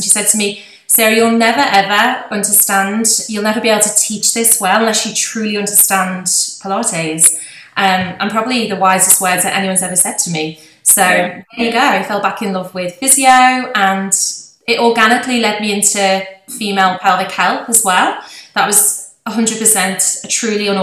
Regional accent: Liverpool, North West England, United Kingdom; accent: posh Liverpool; you might recognise by my accent, it's actually quite a posh Liverpool accent

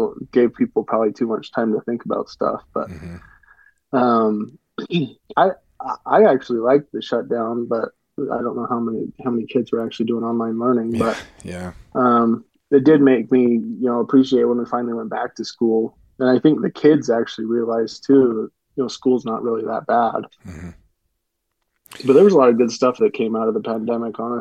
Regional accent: Utah, United States; I'm from Utah, so I've just mostly hunted in Utah and just a few units in Utah pretty much my whole life

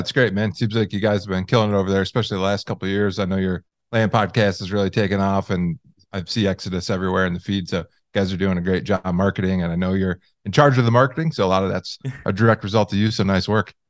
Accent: Michigan, United States; I grew up in Michigan

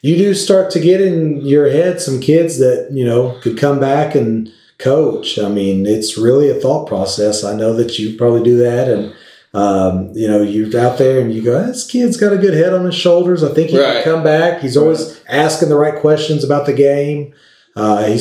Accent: Lawton, Oklahoma, United States; also born or lived in Fresno, California; now in Elgin, United States; I'm from Lawton

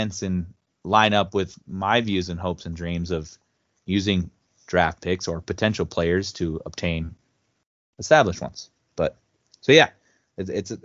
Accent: Midwest, United States; we're from the Midwest

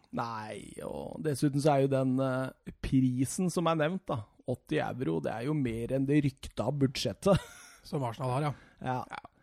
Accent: Rjukan, Vestfold og Telemark, Norway; moved away; hjemme på Rjukan

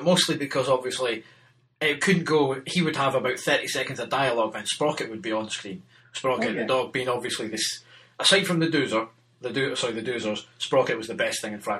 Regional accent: Germany; because I grew up in Germany for some of my formative years

